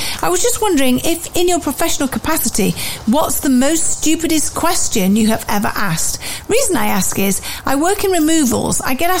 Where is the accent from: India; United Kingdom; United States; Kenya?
United Kingdom; Wellingborough, East Midlands; I'm from Wellingborough in Northamptonshire, where they make shoes, which is what we're most famous for.